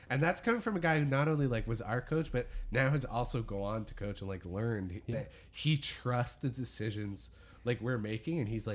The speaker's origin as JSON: {"language": "English", "town": "Dundas", "region": "Ontario", "country": "Canada", "tie": "born or raised there", "said": "I grew up in Dundas, which is like the whitest, most sheltered place within"}